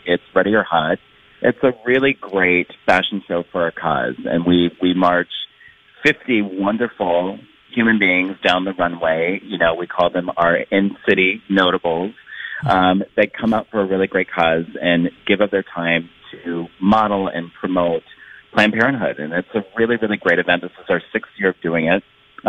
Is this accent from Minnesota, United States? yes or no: yes; Minnesota, United States; I'm from St. Paul to Minneapolis. I mean, I'm all over the Twin Cities.